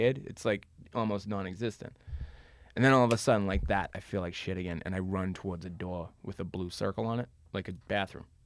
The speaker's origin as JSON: {"language": "English", "town": "Boston", "region": "Massachusetts", "country": "United States", "tie": "born or raised there", "moved": "yes", "lives_now": "Los Angeles, United States", "said": "I grew up in South Boston, which is a small neighborhood in a big city."}